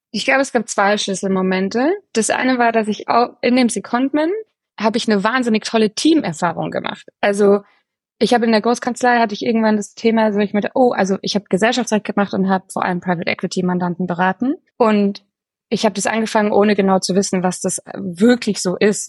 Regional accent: Bavaria, Germany; ich bin in Bayern aufgewachsen, aber ich habe eine, auch noch eine österreichische Seele. Ähm, da kommt meine Familie her

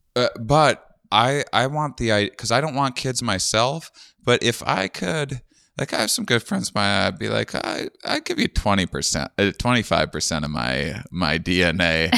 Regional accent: Wisconsin, United States; moved away; also born or lived in Austin, Texas; I'm from Wisconsin.

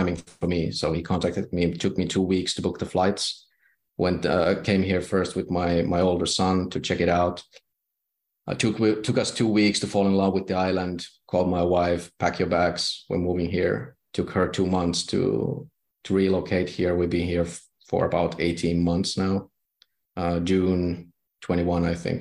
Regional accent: Finland; I'm from Finland

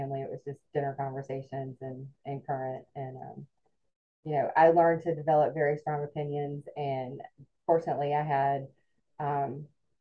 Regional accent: Alpharetta, Georgia, United States; I grew up in, when I was growing up, it was a small suburb about 35 minutes north of Atlanta called Alpharetta.

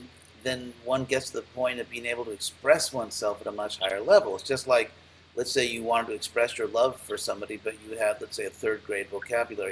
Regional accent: Los Angeles, California, United States; moved away; I grew up in Los Angeles

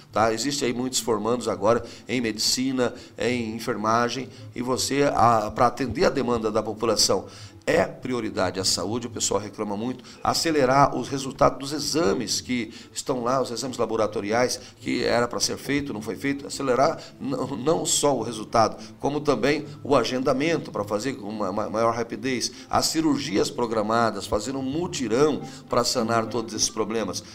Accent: Brazil; nós brasileiros

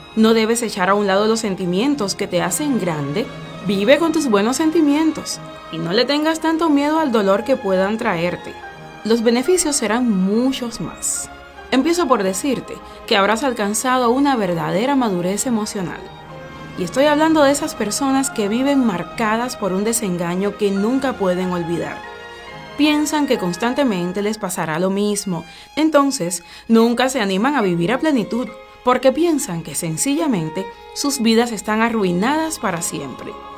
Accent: Cuba; Somos gente de Cuba.

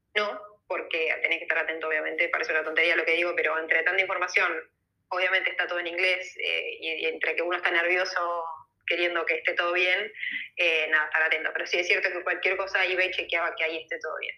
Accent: Entre Ríos, Argentina; moved away as an adult; now in Spain; soy Entre Ríos

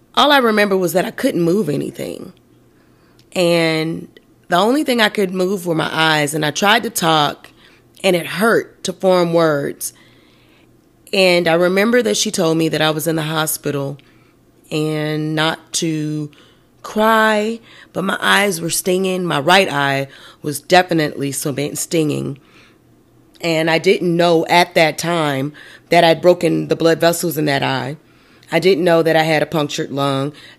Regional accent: United States; I'm American

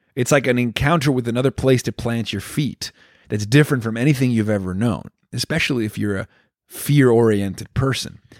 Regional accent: Venezuela; I was growing up in Venezuela

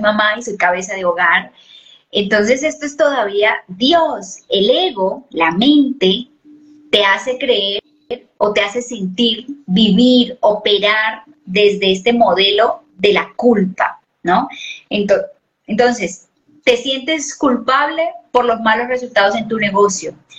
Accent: Colombia

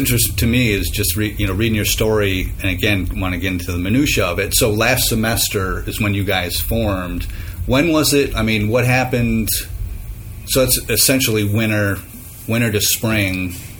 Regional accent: Cortland, New York, United States; I'm from Cortland.

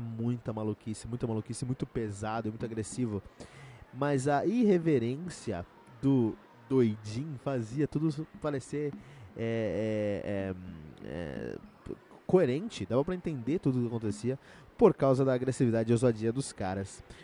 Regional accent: Cotia, São Paulo, Brazil; born or raised there

